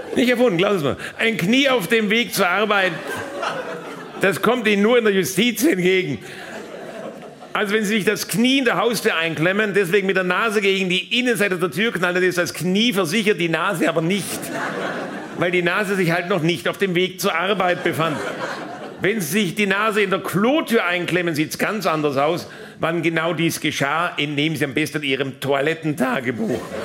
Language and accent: German; Baden-Württemberg, Germany; in meiner Heimat beim Finanzgericht Baden-Württemberg.